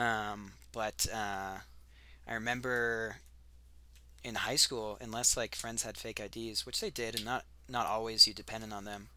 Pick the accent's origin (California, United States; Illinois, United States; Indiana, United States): California, United States; moved away as an adult; also born or lived in Sonoma Valley; now in Albuquerque, United States; I'm from California